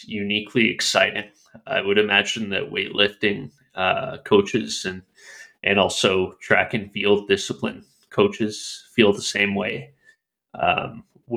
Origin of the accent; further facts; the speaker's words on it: Calgary, Alberta, Canada; in Calgary, in my hometown